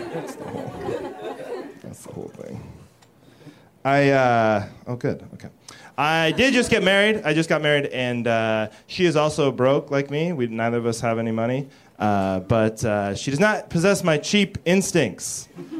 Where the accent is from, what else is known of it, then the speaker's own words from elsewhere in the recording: Seattle, Washington, United States; I'm from Seattle